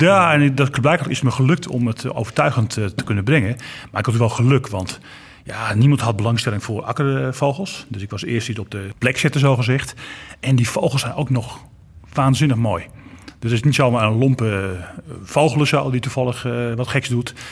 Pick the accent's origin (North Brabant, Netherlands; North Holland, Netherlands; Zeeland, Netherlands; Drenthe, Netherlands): North Holland, Netherlands; Kop van Noord-Holland; ik kom aan de kop van het Holland. Dus ik heb geen Groningse taal